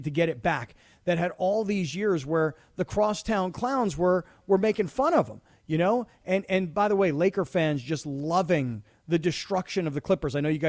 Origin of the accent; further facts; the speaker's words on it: Fort Lauderdale, Florida, United States; moved away; I grew up a kid in South Florida